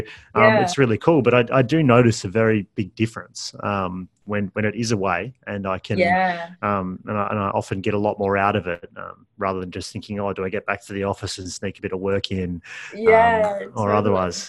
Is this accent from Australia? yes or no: yes; Perth, Western Australia, Australia; I'm from Perth